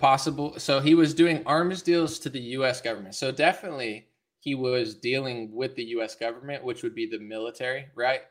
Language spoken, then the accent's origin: English; United States; I'm an American. I'm not a Russian